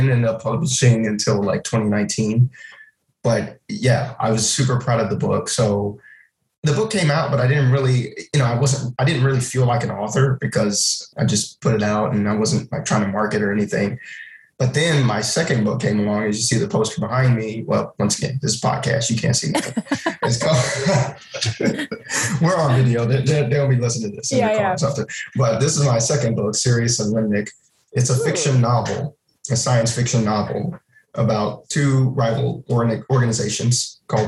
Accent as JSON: {"language": "English", "town": "San Antonio", "region": "Texas", "country": "United States", "tie": "born or raised there", "moved": "as an adult", "lives_now": "Japan", "said": "I grew up in San Antonio"}